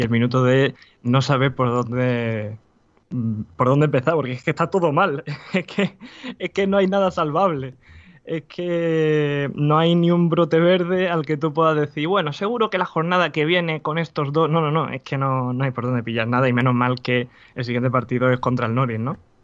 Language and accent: Spanish; Spain; yo soy español